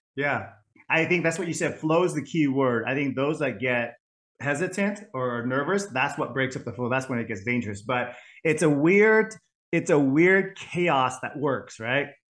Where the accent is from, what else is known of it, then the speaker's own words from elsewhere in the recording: Bay Area, California, United States; also born or lived in Vietnam; five years of Vietnamese school growing up in the Bay Area